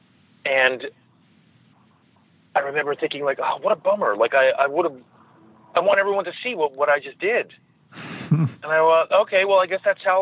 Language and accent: English; New York, United States; I grew up in New York